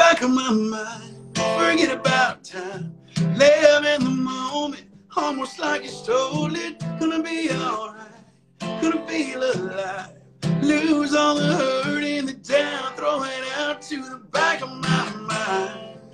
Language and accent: English; Ridgecrest, California, United States; moved away as an adult; also born or lived in Sherman Oaks, California; now in Nashville, United States; I'm from this place called Ridgecrest, California. It's like this middle of nowhere desert town.